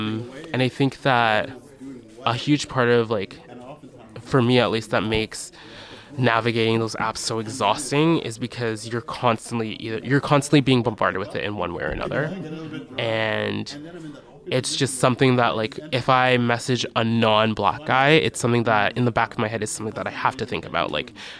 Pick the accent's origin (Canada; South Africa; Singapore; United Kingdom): Canada; also born or lived in Barbados; So I would spend my summers in Barbados growing up. And as I got older, there was me being the Canadian visiting